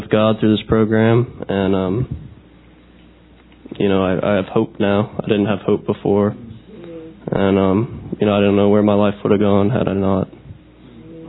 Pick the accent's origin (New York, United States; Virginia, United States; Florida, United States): Virginia, United States; Northern; I'm from Northern Virginia, right up the road. I lived there my whole life, and I grew up in the church